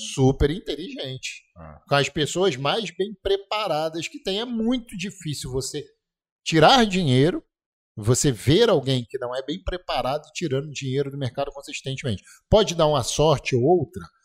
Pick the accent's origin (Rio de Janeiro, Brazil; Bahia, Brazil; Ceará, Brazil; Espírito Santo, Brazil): Rio de Janeiro, Brazil; Petrópolis; moved away; na minha terra